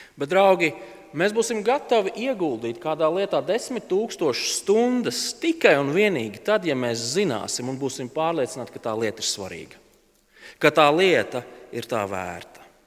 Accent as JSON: {"language": "Latvian", "country": "Latvia", "said": "mēs esam latvieši, mēs esam tādi mierīgi un kūtri ļaudis"}